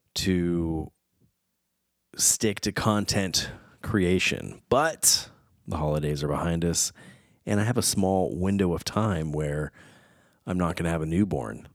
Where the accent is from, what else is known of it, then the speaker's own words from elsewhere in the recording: United States; I was born in America, but I was raised Portuguese